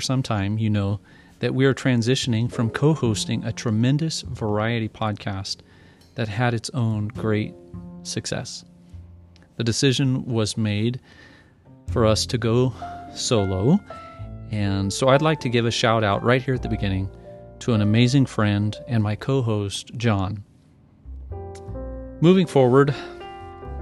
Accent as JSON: {"language": "English", "country": "United States", "said": "my pride in being an American"}